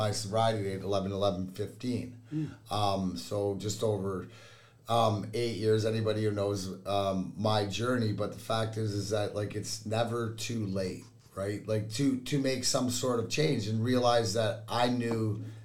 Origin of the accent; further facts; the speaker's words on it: Leamington, Ontario, Canada; now in Michigan, United States; Leamington, Ontario is where I grew up, which is give or take 10 minutes from the border